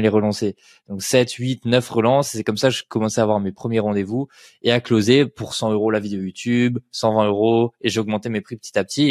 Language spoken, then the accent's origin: French; Colmar, Grand Est, France; je viens de Colmar en Alsace